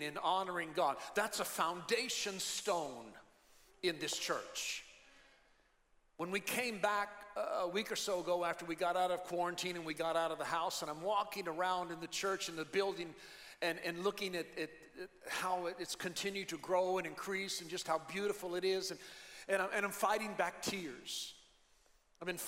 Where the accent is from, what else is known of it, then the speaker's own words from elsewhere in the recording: United States; now in Philippines; I'm an American